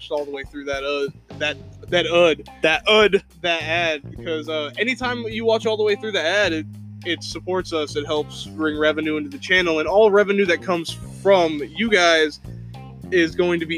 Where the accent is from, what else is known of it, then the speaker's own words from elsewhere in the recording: Indiana, United States; also born or lived in the South (US); now in US South; I'm from the North, okay? Originally I'm from Indiana. I miss snow